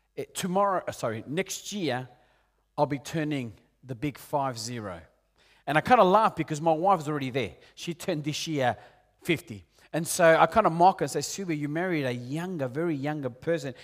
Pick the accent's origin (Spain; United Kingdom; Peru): Peru; moved away; also born or lived in Argentina; I'm originally from Peru